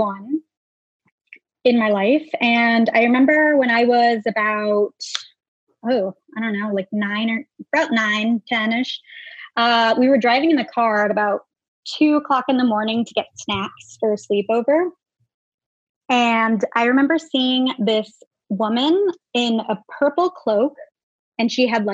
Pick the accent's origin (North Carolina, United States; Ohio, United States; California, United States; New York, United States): California, United States; Oxnard; now in Los Angeles, United States; Originally, I'm actually from Oxnard, California.